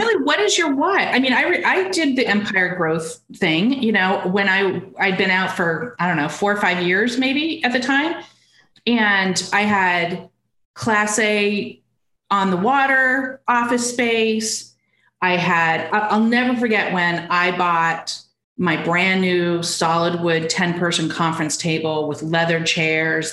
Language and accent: English; Arizona, United States; also born or lived in Seattle / Texas; now in Austin, United States; I'm from Arizona.